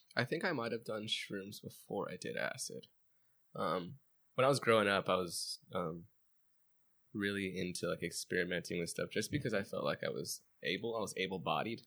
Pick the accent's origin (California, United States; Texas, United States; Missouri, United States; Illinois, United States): California, United States; Chino; I grew up in Chino, borderline Pomona, borderline, like, Montclair.